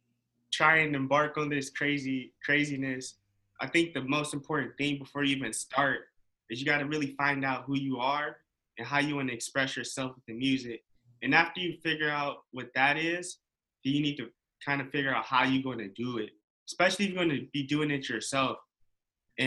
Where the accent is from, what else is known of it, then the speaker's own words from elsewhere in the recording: Ohio, United States; I'm from Ohio.